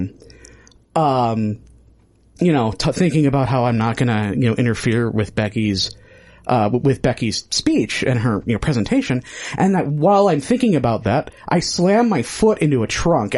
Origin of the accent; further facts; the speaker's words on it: Midwest, United States; I'm from the Midwest. It's short vowels all the way down